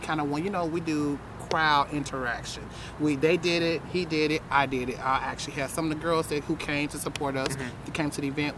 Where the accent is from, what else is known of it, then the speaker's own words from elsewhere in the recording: Tennessee, United States; now in Phoenix, United States; I'm from Tennessee